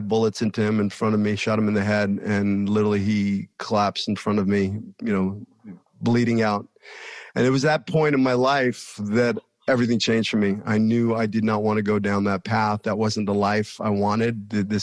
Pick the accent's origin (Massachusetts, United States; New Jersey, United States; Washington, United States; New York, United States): New York, United States; New York City; also born or lived in Hollywood, California; now in Manhattan Beach, United States; I was born in 1966 in Brooklyn, New York, to a 21-year-old girl